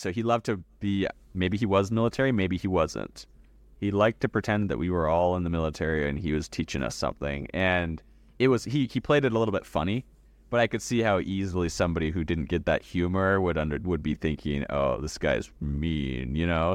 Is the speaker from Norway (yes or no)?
no; Canada; now in Idaho, United States; Here in America, I live in the great state of Idaho, but yes, I was born in Canada.